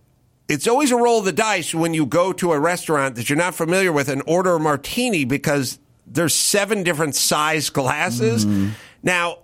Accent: Los Angeles, California, United States; I'm from North Hollywood.

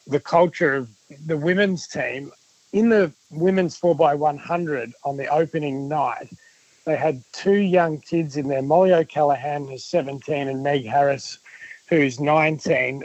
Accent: Victoria, Australia; I'm from Victoria

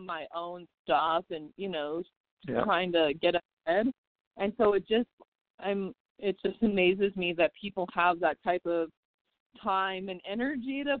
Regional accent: South Dakota, United States; moved away as an adult; now in Las Vegas, United States; I am from South Dakota

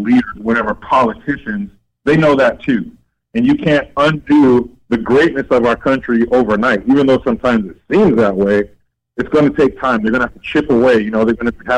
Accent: United States; I'm an American

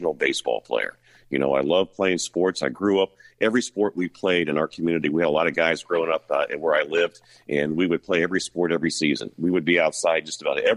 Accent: Huber Heights, Ohio, United States; also born or lived in Indianapolis, Indiana / Coldwater, Ohio; I grew up there from kindergarten all the way through my senior year at Wayne High School

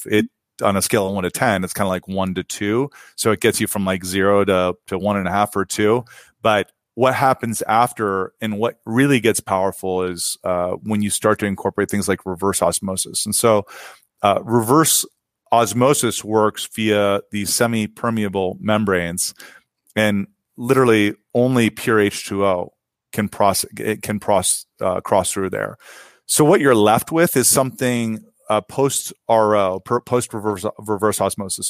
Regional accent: Ohio, United States; now in San Francisco Bay Area, United States; I grew up in Ohio

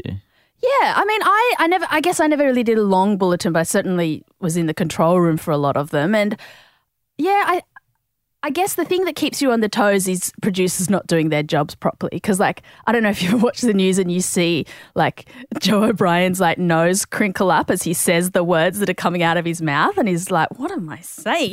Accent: Sydney, New South Wales, Australia; I grew up in, I guess, South Sydney, in, around Peakhurst

